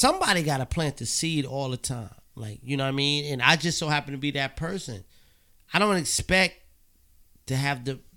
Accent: Beacon, New York, United States; I'm from Beacon, New York

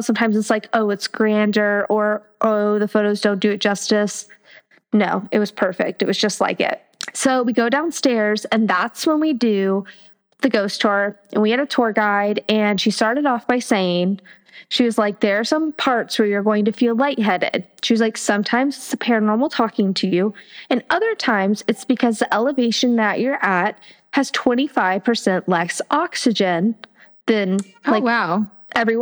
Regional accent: Miami, Florida, United States; we grew up in Miami where everything that bites you is going to kill you

